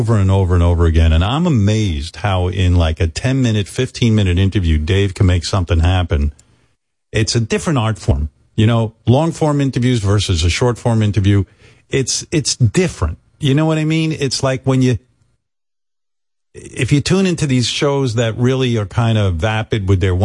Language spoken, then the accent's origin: English; New York, United States; where I grew up in New York